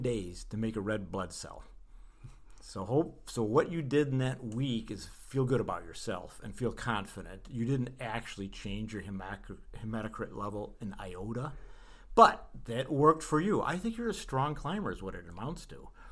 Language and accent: English; Kalamazoo, Michigan, United States; now in Boulder, United States; live from beautiful Kalamazoo, Michigan. That's right, we're here in the Midwest, where, as it happens, is my hometown, where I was born